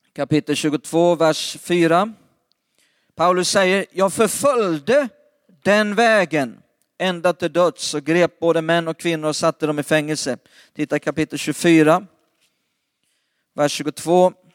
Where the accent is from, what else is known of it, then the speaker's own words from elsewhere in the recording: Lidköping, Västra Götaland, Sweden; Det mesta av min släkt bor runt Lidköping eller i Lidköping, det är där vi kommer ifrån.